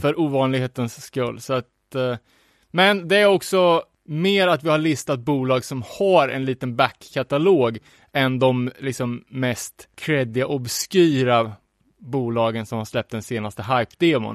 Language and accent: Swedish; Sweden; som svensk